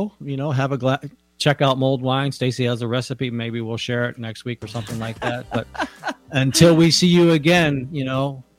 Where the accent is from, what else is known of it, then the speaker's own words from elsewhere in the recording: United States; moved away; I grew up out east in the Washington National Cathedral. I grew up outside of Washington, D.C.